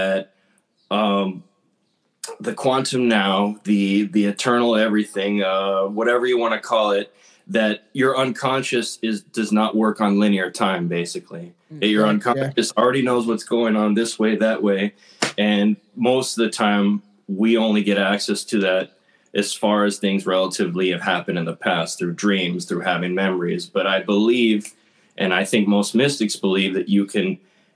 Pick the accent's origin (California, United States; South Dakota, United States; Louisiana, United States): California, United States; Los Angeles; also born or lived in San Diego; I got priced out of my hometown of Highland Park, California